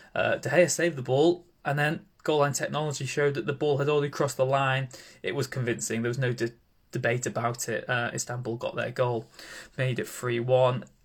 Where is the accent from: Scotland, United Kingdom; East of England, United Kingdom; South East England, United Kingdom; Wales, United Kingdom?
Wales, United Kingdom; Welsh; being Welsh